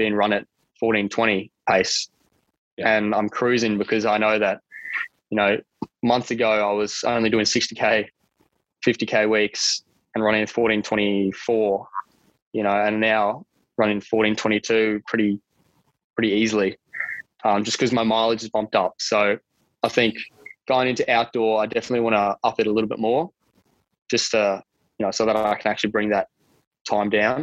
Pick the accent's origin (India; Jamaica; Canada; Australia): Australia; Cairns, Queensland; moved away as an adult; also born or lived in Sydney / Cooktown; now in St. Louis, United States; When I was eight, I moved up to Cooktown, which is 4 hours north of Cairns